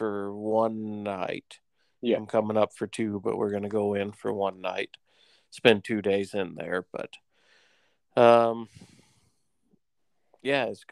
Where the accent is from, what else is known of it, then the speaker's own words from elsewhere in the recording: Makanda, Illinois, United States; moved away as an adult; also born or lived in Grand Cache, Alberta; now in Edson, Canada; Originally from a little town called Makanda, Illinois. Born, raised there